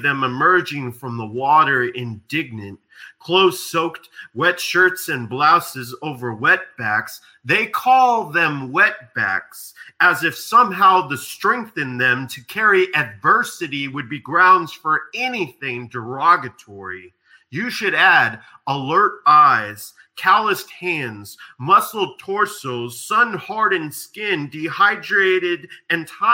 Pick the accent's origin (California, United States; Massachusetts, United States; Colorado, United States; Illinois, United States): California, United States; Diamond Bar; my hometown, Diamond Bar